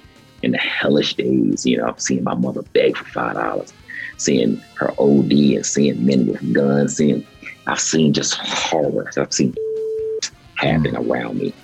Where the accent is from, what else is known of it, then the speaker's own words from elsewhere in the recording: Baltimore, Maryland, United States; me growing up in Baltimore